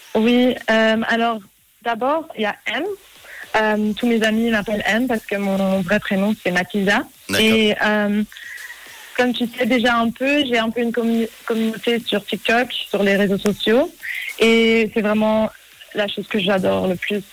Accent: Zurich, Switzerland; born or raised there; also born or lived in New York, United States

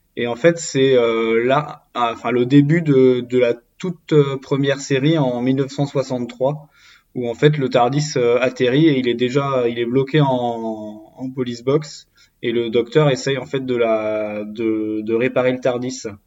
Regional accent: Brittany, France; en tant que Breton

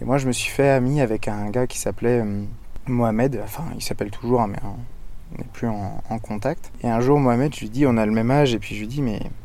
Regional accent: Brittany, France; je suis breton d'origine et je vis principalement en Bretagne

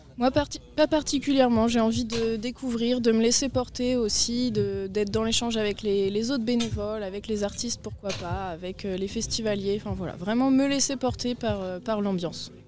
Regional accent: Brittany, France; Moi je suis bretonne.

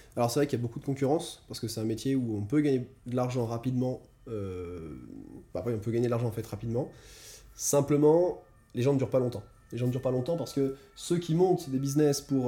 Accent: France; moved away; je viens de France. J'ai fait des études assez, assez standards en France.

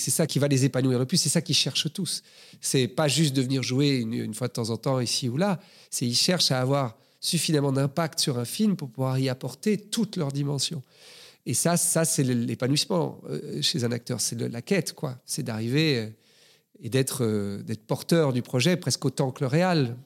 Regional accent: Brussels, Brussels-Capital Region, Belgium; Je suis né à Bruxelles, j'ai grandi à Bruxelles.

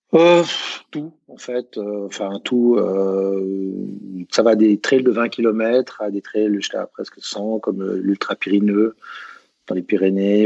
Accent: Switzerland; je suis suisse

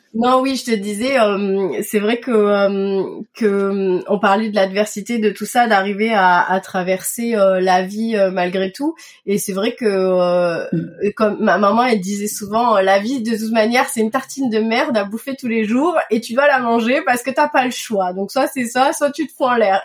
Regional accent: Toulouse, Occitania, France; also born or lived in Madagascar / Paris; je suis née et j'ai grandi à Toulouse

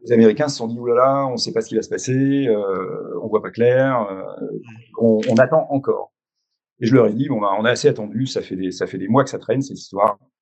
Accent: France

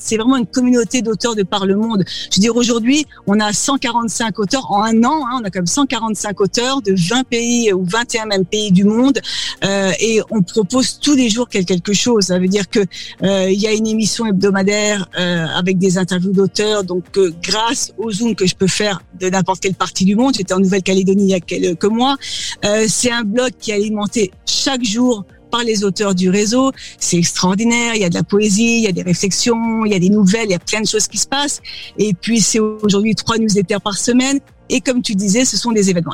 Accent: France; accent: French; moved away as an adult; now in United States; me voici ici euh, depuis 15 ans, euh, toujours avec mon accent Frenchie et mon âme de, française

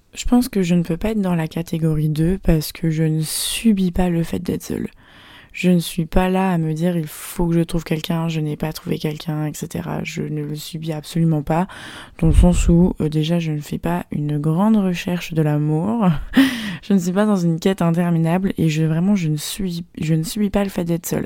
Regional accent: France; moved away as an adult; now in Shanghai, China; Je suis française

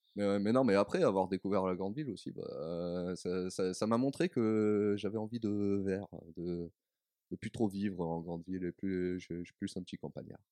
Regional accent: Carpentras, Provence-Alpes-Côte d'Azur, France; moved away as an adult; also born or lived in Avignon; now in Lyon, France; de Carpentras, exactement

